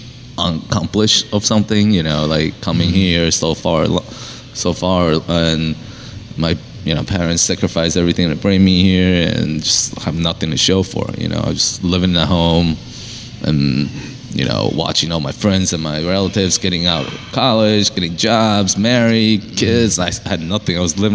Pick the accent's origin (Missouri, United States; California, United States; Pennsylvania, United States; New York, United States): Pennsylvania, United States; I mean, it's Chester County. I grew up in Chester County, and I'm familiar with that area.